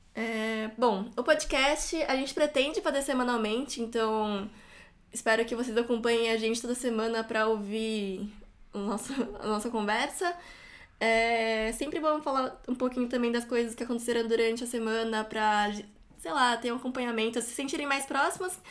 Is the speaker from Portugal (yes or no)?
no; Brazil; somos brasileiros